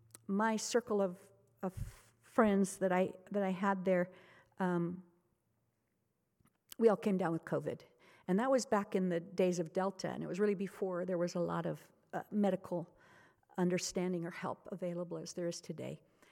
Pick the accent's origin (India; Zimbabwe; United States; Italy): Zimbabwe; going back to the mission where I grew up in Zimbabwe has sometimes been costly.